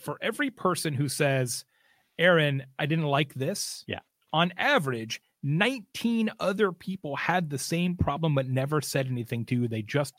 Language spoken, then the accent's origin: English; Arizona, United States; moved away; also born or lived in Scottsdale; I used to live in Scottsdale for a long, long time. I'm from Arizona originally.